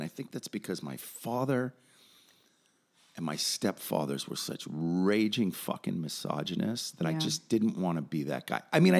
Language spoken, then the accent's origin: English; Los Angeles, California, United States; I grew up in Hollywood again.